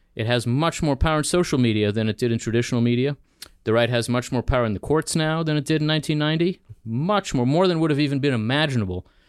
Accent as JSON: {"language": "English", "town": "Philadelphia", "region": "Pennsylvania", "country": "United States", "tie": "born or raised there", "also_born_or_lived": "Israel / New Jersey", "lives_now": "Washington, D.C., United States", "said": "So I grew up here, uh, in Philadelphia and then in New Jersey"}